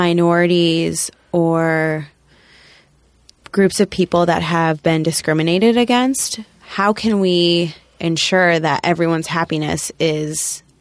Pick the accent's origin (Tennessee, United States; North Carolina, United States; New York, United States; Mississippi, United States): New York, United States; I still like a lot of distraction as a New Yorker.